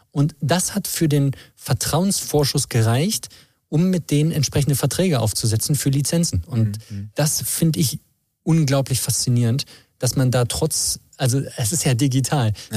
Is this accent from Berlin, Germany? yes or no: yes; Berlin, Germany; moved away as an adult; now in Chemnitz, Germany; ich komme aus Berlin, ich habe hier studiert